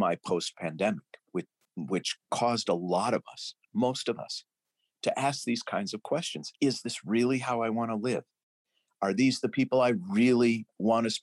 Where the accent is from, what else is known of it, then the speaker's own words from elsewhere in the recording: St. Louis Park, Minnesota, United States; I was born in St. Louis Park, Minnesota in 1960